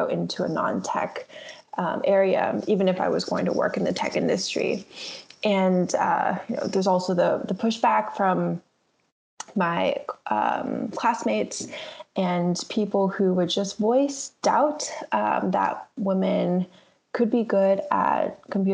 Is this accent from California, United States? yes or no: yes; Bay Area, California, United States; I grew up in the Bay Area